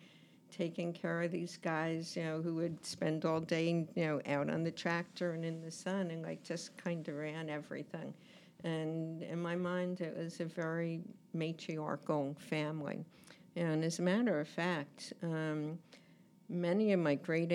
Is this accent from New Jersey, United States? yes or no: yes; New Jersey, United States; I grew up in New Jersey, and it's actually a very funny thing because I don't consider myself a New Jerseyan